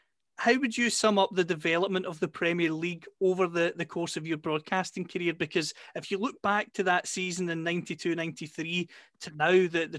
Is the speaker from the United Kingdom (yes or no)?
yes; Scotland, United Kingdom; I'm delighted as a Scotsman